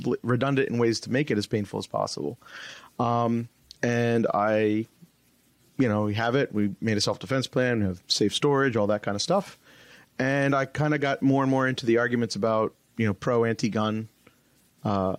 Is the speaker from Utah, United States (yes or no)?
no; New Jersey, United States; I'm from New Jersey, so behind enemy lines almost